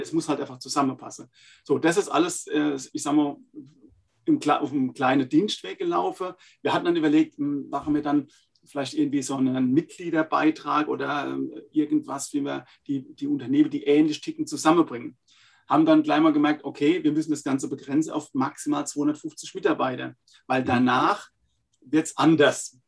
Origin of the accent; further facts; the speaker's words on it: Laumersheim, Rhineland-Palatinate, Germany; accent: Palatine; wie man hört, echter Pfälzer. Also ist kein Pfälzer Name, aber ich bin Pfälzer aus einem schönen kleinen Weinart in äh, der Pfalz, Laumersheim